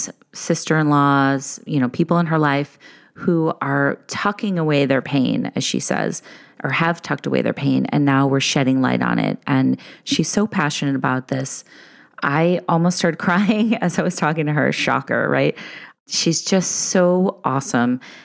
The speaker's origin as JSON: {"language": "English", "town": "Chicago", "region": "Illinois", "country": "United States", "tie": "born or raised there", "said": "I grew up in Chicago"}